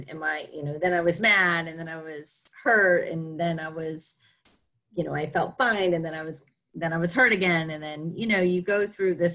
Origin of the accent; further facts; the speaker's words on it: Florida, United States; So I grew up in Florida. I grew up in a very small town in Florida, right in between Daytona Beach and St. Augustine